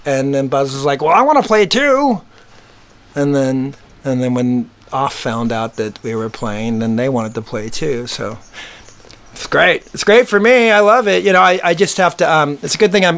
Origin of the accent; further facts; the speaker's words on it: Southern California, United States; we're from Southern California